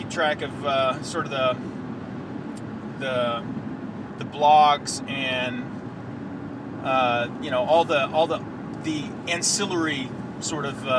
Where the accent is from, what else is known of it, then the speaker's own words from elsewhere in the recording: United States; moved away as an adult; now in Europe; I'm not the typical American that lives overseas